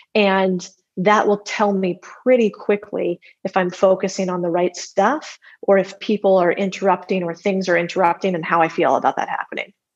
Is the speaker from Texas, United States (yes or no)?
no; Arizona, United States; I grew up in Arizona